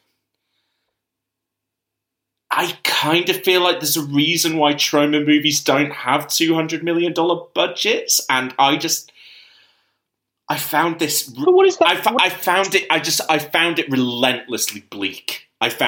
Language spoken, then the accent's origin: English; United Kingdom; speaking as a Brit